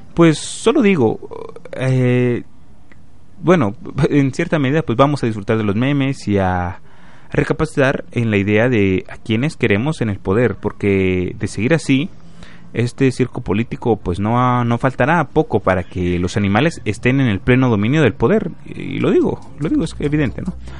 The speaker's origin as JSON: {"language": "Spanish", "country": "Guatemala", "said": "como guatemalteco sí me preocupa"}